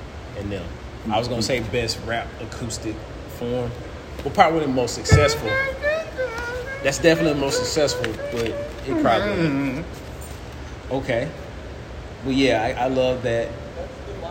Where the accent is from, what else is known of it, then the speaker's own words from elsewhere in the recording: the South, United States; We're from the South